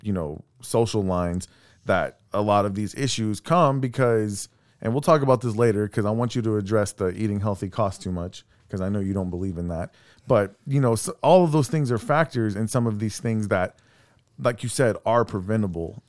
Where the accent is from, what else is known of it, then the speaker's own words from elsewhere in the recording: Texas City, Texas, United States; I'm from Texas City.